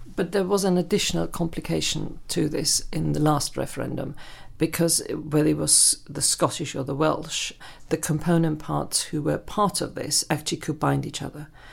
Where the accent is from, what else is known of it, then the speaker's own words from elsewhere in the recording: Germany; moved away as an adult; now in United Kingdom; I grew up in Germany